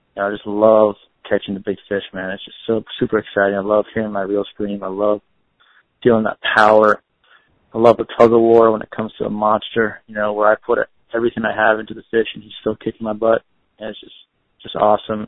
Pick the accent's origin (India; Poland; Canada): Canada; Windsor, Ontario; moved away; also born or lived in Florida; I grew up in Windsor, Ontario, on Lake St. Clair.